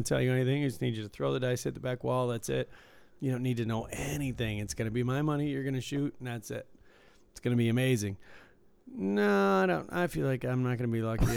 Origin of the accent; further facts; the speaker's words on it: Michigan, United States; moved away; I was from Michigan